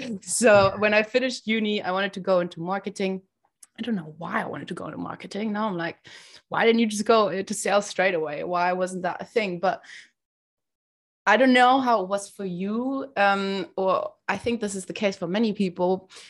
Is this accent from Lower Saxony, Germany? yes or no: no; Berlin, Germany; I'm German. I was born and raised in Berlin.